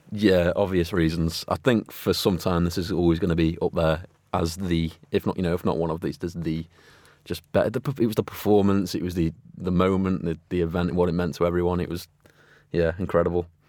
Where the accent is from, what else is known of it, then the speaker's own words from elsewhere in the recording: Stoke-on-Trent, West Midlands, United Kingdom; growing up in Stoke